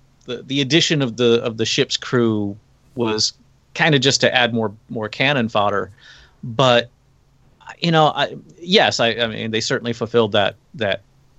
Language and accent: English; United States; as an American